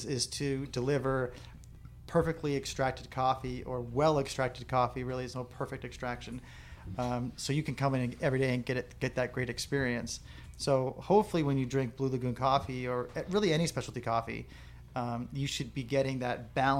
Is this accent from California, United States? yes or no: yes; La Mesa, California, United States; I was born here in La Mesa, Kaiser Hospital, and my dad had a store right here on Fletcher Parkway